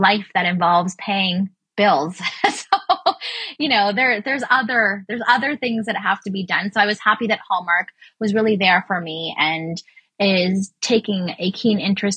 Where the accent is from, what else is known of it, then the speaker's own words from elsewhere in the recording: Canada; as a Canadian